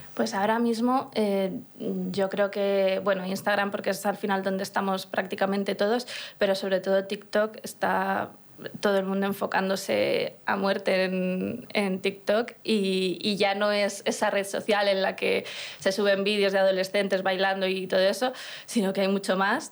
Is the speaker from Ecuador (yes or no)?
no; Burgos, Castile and León, Spain; yo soy de Burgos, de una ciudad pequeña en la que no había muchos conciertos